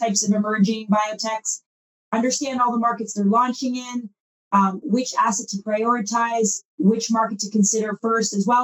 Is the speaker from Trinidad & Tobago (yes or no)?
no; Canada; I come from Canada, and I did a similar role in the Canadian marketplace